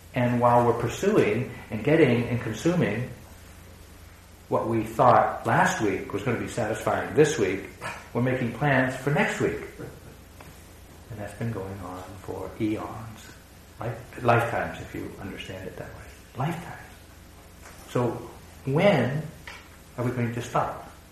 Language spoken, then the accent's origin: English; New England, United States; growing up in New England